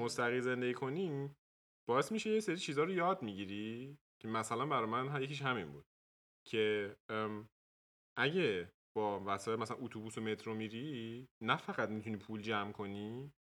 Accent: Tehran, Tehran Province, Iran; moved away as an adult; also born or lived in Dortmund, Germany; now in Germany; تو تهران بزرگ شدم

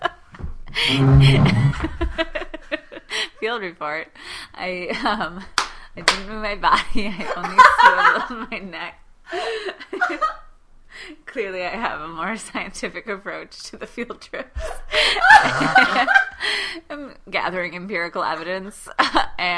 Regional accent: Milwaukee, Wisconsin, United States; now in New York City, United States; growing up in Milwaukee

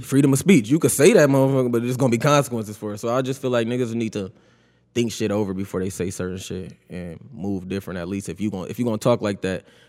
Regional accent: Buffalo, New York, United States; I grew up on Guilford, though, born and raised

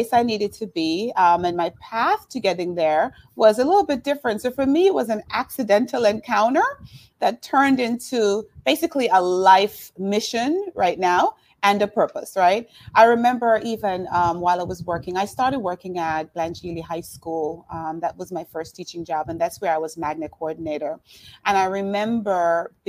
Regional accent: Jamaica; moved away as an adult; now in Miami, United States; I'm Jamaican. I came here about 25 years ago. I actually came here to go to school, to go to college. I did high school and junior college in Jamaica and came to Miami

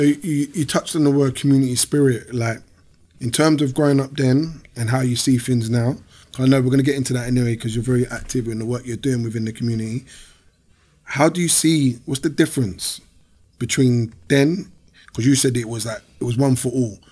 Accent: London, United Kingdom; I grew up in Peckham, but I never grew up in an estate.

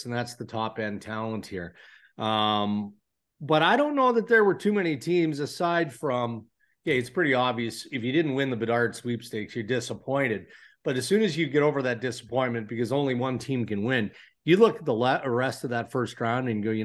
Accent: Brooklin, Ontario, Canada; it's just north of my hometown of, Brooklyn, Ontario

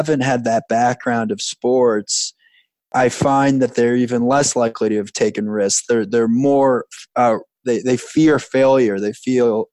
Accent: Long Island, New York, United States; I grew up on Long Island

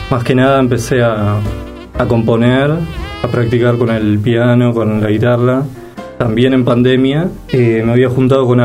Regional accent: Villa Concepción, Buenos Aires, Argentina; De Villa Concepción, sí.

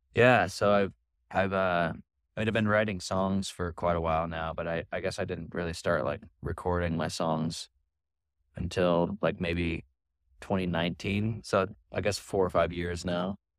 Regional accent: Portland, Oregon, United States; I'm from Portland, Oregon

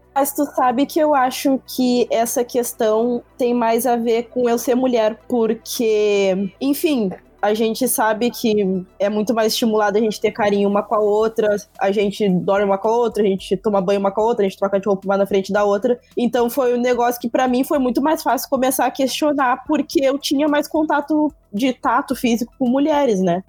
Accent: Rio Grande do Sul, Brazil; eu sou do Rio Grande do Sul

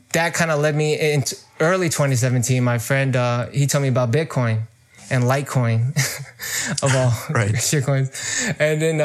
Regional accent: Bay Area, California, United States; I'm from the Bay Area in California. I was born and raised here

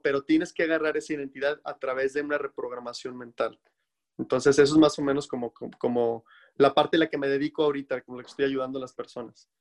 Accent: Mexico; now in United States; en mi país, en México

